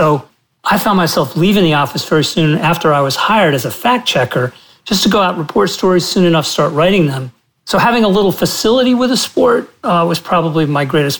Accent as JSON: {"language": "English", "town": "Princeton", "region": "New Jersey", "country": "United States", "tie": "born or raised there", "said": "growing up in Central Jersey during the 60s. And I actually spent my childhood in Princeton, New Jersey."}